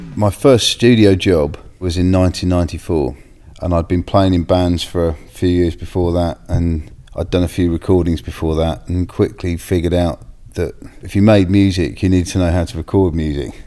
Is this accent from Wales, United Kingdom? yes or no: no; Bishop's Stortford, East of England, United Kingdom; I grew up in Bishop Stortford